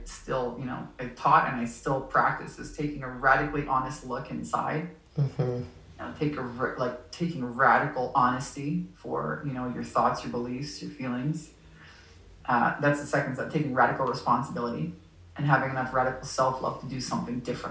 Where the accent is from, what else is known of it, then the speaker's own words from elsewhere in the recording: Canada; moved away; also born or lived in Southern California; I'm from Canada. I'm Canadian originally